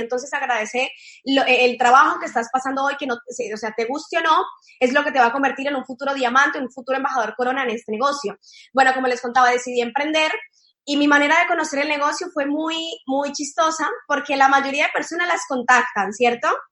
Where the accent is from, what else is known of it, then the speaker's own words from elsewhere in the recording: Cali, Valle del Cauca, Colombia; moved away as an adult; now in Argentina; yo soy de Cali, de la ciudad de Cali, de Colombia